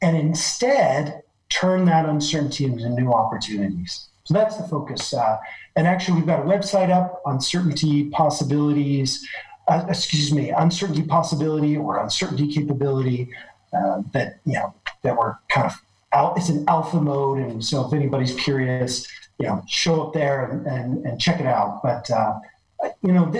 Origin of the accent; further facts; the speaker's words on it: Oregon, United States; now in Paris, France; I grew up on the West Coast, and I actually grew up in the state of Oregon